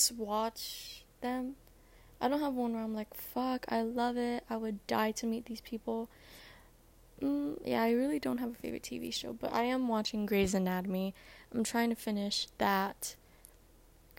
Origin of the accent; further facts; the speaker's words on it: Guam; I'm from Guam